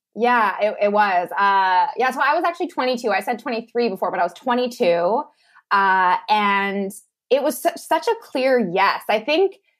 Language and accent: English; Lethbridge, Alberta, Canada; moved away as an adult; also born or lived in Malaysia; moved back home to my hometown uh, of Lethbridge, Alberta, and was living back in my parents' basement.